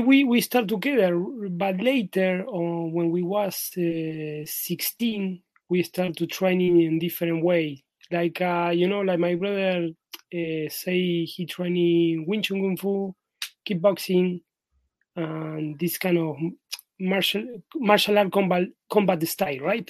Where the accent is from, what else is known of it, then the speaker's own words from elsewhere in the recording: Buenos Aires, Argentina; also born or lived in Madrid; I am in my hometown right now in Buenos Aires, in Argentina